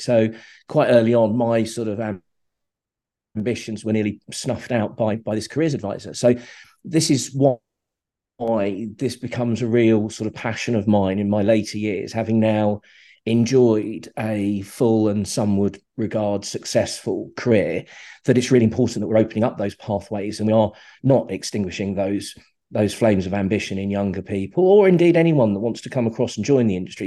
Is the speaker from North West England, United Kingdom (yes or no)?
no; Slough, South East England, United Kingdom; I grew up in Slough, grew up on an estate in, in Slough